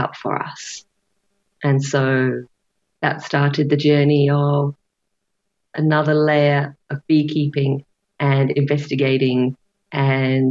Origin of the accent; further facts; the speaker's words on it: England, United Kingdom; now in United States; I grew up in England